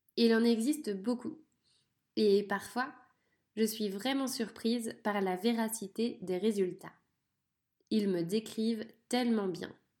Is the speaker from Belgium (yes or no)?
no; France; je suis née en France, dans un petit village. J'ai grandi avec mon frère et ma sœur.